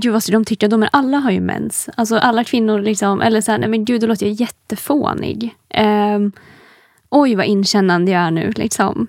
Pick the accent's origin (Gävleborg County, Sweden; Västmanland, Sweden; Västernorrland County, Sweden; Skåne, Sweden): Gävleborg County, Sweden; Hudiksvall; now in Stockholm, Sweden; jag är ju inte från Stockholm. Ehm, jag är från Hudiksvall ursprungligen